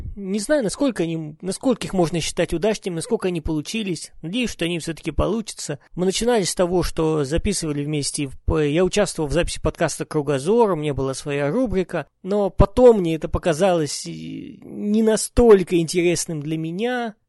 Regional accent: Urals, Russia; я родом с Урала

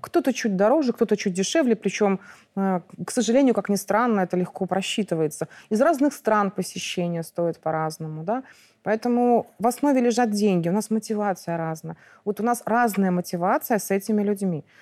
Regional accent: Mogilev, Mogilev Region, Belarus; moved away as an adult; now in Minsk, Belarus; Я выросла в Могилёве

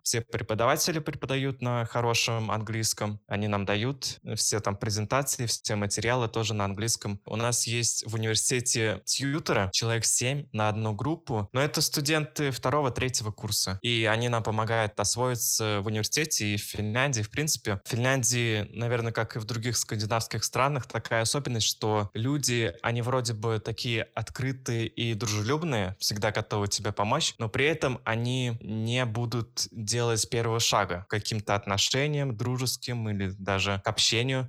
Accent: Saint Petersburg, Russia; moved away as an adult; now in Kuopio, Finland; Я родом из Санкт-Петербурга

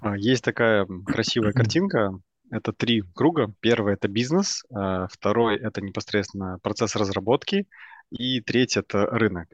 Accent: Minsk, Belarus; moved away as an adult; now in Vilnius, Lithuania; родом я из Минска. Вот, последние два года я живу в Вильнюсе

